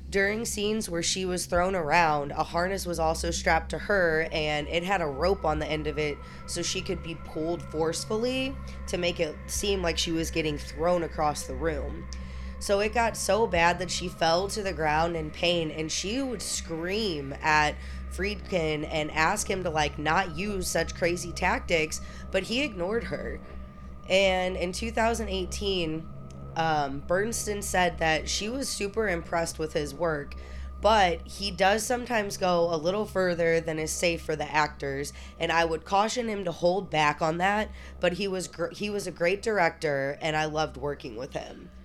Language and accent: English; Alton, Illinois, United States; moved away; also born or lived in Saint Louis, Missouri; I'm from Alton, but then I moved to Saint Louis